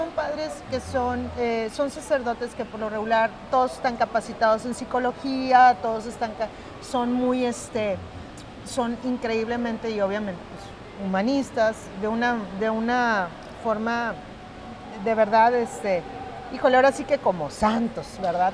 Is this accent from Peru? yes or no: no; Mexico; todas las carecías que había en mi país